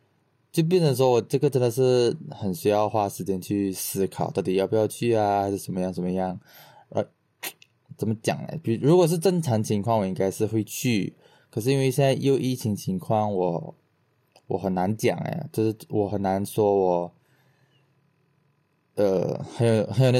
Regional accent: Sarawak, Malaysia; 我作为一个东马人，我看到我觉得很好笑，

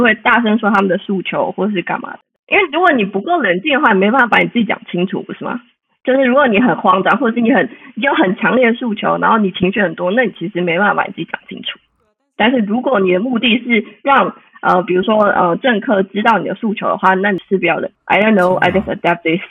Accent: Taiwan; moved away as an adult; now in Leipzig, Germany; 很想回台湾

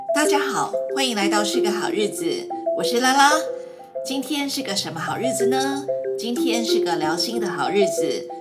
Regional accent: Taipei, Taiwan; also born or lived in United States; now in Kaohsiung, Taiwan; 因为我台北人

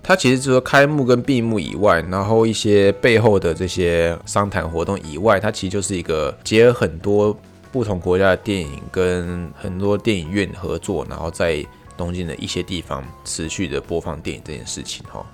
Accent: Taiwan; now in Tokyo, Japan; 我是台湾人

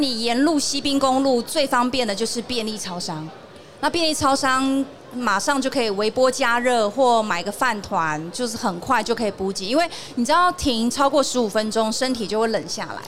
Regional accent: Tainan, Taiwan; 我刚好是台南人

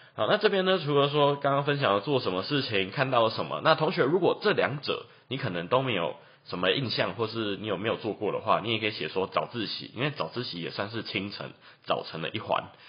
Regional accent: Taichung, Taiwan; 我是台中人

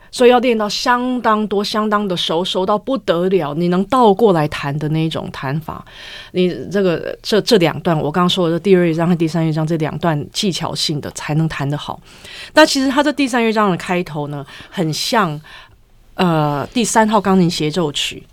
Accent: United States; moved away; 像我这种在美国长大的

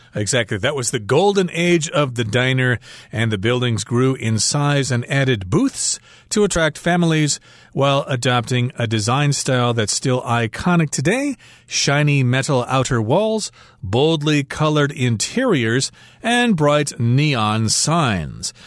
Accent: Midwest, United States; growing up in the Midwest in a small town

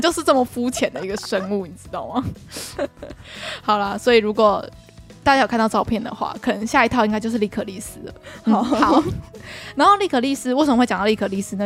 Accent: Taiwan; 我们台湾人

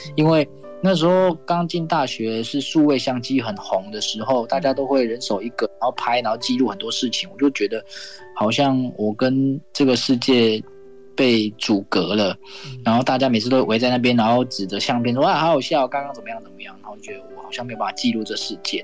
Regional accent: Hualien, Hualien County, Taiwan; 我来自花莲

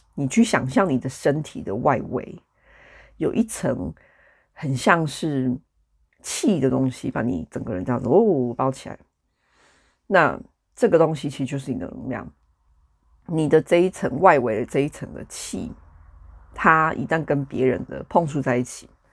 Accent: Taichung, Taiwan; moved away as an adult; now in United Kingdom; 台湾就是我这个，这一世，这个生命，我出生的地方，以及在那里住了三十几年的地方

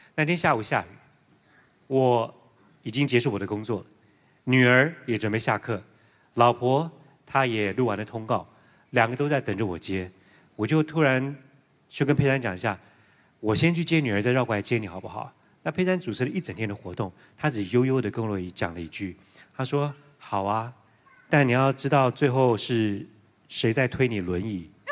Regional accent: Taiwan; 念完书回到台湾之后

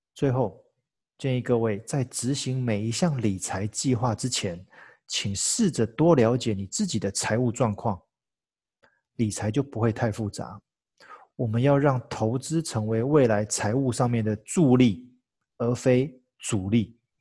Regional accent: Taiwan; 再次展现我们台湾人引以为傲、强大的一窝蜂行为

